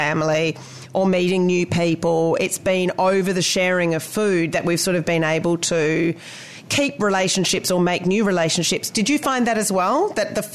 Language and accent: English; Perth, Western Australia, Australia; now in New Zealand; I come from Perth in Western Australia